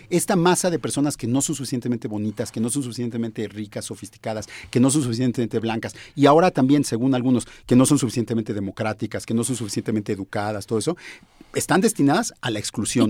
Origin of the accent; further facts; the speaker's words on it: Mexico; somos mexicanos